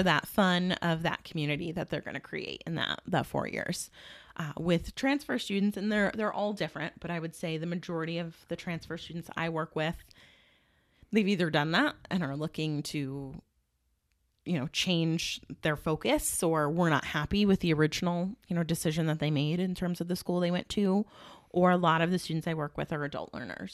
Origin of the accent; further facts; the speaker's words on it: Watertown, New York, United States; I grew up in Watertown, um, single mom